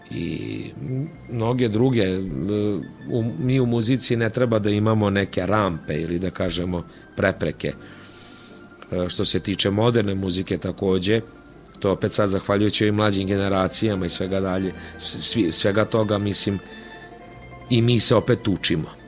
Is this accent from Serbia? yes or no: yes; Vojvodina, Serbia; jako puno bendova tamburaških danas postoje u Slavoniji, pa i kod nas u Vojvodini nešto manje